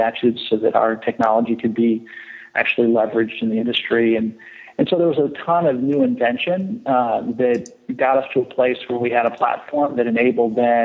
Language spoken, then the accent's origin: English; San Francisco, California, United States; I grew up in the Bay Area in San Francisco, but then spent most of my vacations and summers in Las Vegas.